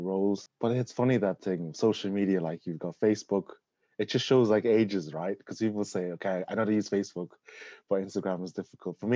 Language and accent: English; Navan, Leinster, Ireland; moved away as an adult; also born or lived in Malaysia / Scotland; now in United Kingdom; I grew up in County Meath, in Navan